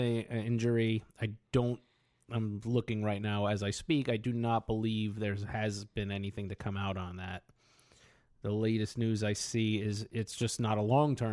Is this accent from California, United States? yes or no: no; Southern New York, United States; I grew up in New York, in the Southern New York area, where the Jets and Giants ruled among most fans.